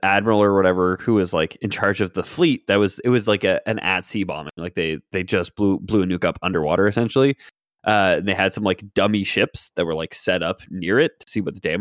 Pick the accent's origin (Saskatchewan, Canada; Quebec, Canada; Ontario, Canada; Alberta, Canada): Quebec, Canada; Montreal; We're from Montreal